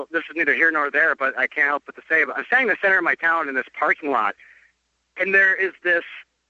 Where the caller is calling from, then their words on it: Grand Rapids, Minnesota, United States; But, yeah, I'm in Grand Rapids, Minnesota here in the Iron Range